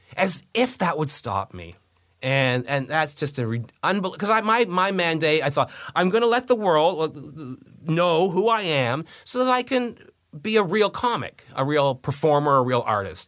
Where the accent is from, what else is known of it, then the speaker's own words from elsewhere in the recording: Canada; We're the ones in trouble. It's the Anglos that are in trouble